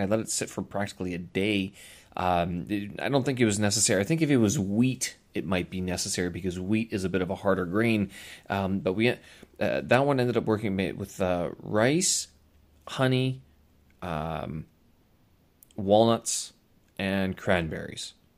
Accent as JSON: {"language": "English", "town": "Winnipeg", "region": "Manitoba", "country": "Canada", "tie": "born or raised there", "moved": "yes", "said": "Winnipeg, my hometown"}